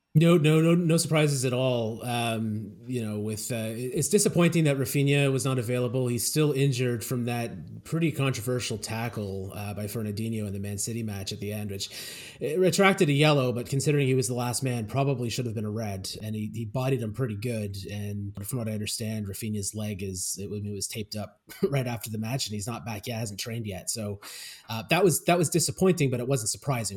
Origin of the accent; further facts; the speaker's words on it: Canada; I grew up in Canada